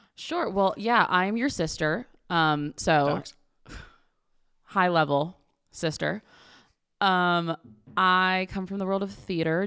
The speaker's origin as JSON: {"language": "English", "region": "Connecticut", "country": "United States", "tie": "born or raised there", "said": "we grew up in Connecticut"}